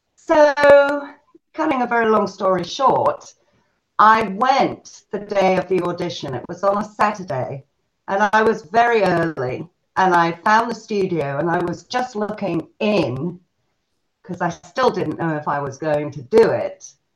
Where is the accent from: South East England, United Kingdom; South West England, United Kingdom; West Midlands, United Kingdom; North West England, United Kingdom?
South East England, United Kingdom; Selsey; now in United States; England, in a very, very small little fishing village called Selsey Bill. And um, that's where I grew up